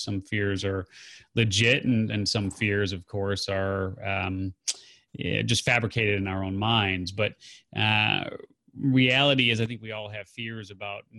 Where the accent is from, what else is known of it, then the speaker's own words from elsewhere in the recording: Chicago, Illinois, United States; also born or lived in Carbondale, Illinois; I grew up in the Chicago area there, and there were teen clubs.